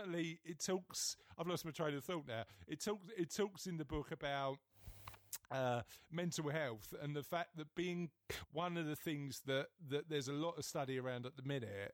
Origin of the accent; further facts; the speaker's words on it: London, United Kingdom; I'm from East London